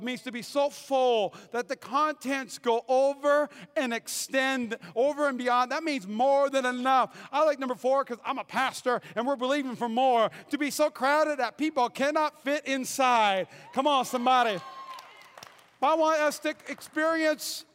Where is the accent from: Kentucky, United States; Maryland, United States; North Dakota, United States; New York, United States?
North Dakota, United States; moved away as an adult; also born or lived in Fayetteville, North Carolina; I grew up in North Dakota. And at 18, I went to seminary, and I worked for an evangelist, and I moved to Fayetteville, North Carolina